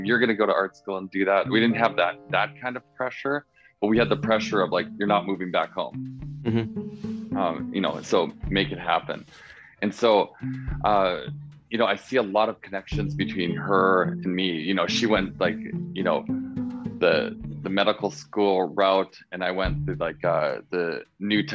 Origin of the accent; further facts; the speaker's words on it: North Dakota, United States; also born or lived in Texas; So even though I was born in Texas, it was only a technicality. After 2 years of being there, we moved back to North Dakota